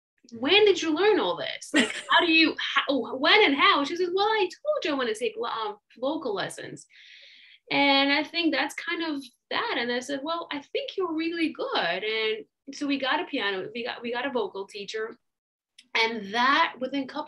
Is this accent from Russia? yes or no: yes; Russia; now in United States; I was born and raised in Russia, and my parents were immigrants